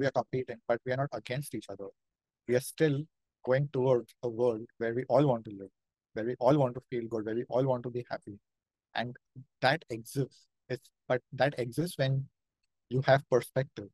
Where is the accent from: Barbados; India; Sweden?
India; accent: Indian; my Indian accent